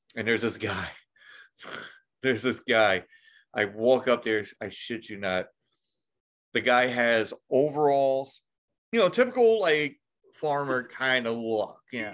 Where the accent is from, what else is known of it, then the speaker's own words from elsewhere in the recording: New York, United States; I'm from New York